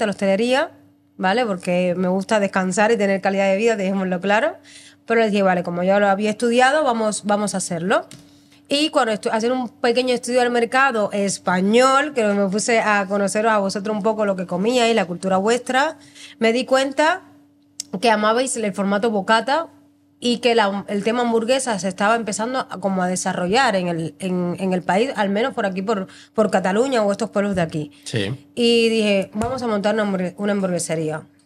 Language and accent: Spanish; Cuba; moved away as an adult; now in Spain; yo soy cubana y en Cuba estudié hostelería